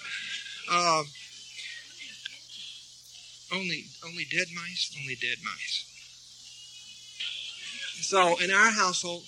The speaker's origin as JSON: {"language": "English", "region": "Texas", "country": "United States", "tie": "born or raised there", "moved": "yes", "lives_now": "Santa Fe, United States", "said": "I grew up in Texas and we had rattlesnakes all over the place"}